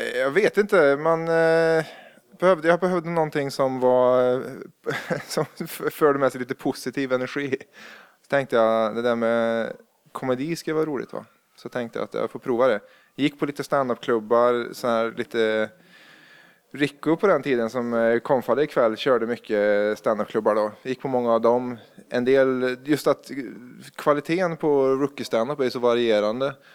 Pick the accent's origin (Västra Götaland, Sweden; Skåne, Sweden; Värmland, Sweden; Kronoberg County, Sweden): Värmland, Sweden; now in Gothenburg, Sweden; jag är från Värmland, från en liten bruksort